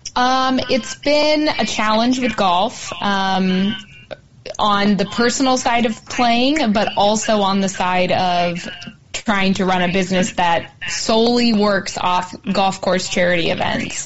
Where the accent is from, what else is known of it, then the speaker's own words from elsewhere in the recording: California, United States; moved away as an adult; now in Phoenix, United States; I am from California, California, and I went to Pepperdine, Pepperdine for college